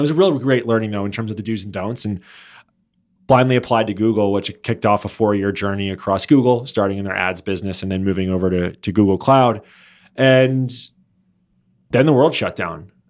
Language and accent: English; Baltimore, Maryland, United States; moved away as an adult; also born or lived in North Jersey / Washington, D.C. / New York; now in Los Angeles, United States; I was born in North Jersey, uh, but grew up ma-, majority of my life in the Baltimore, Maryland area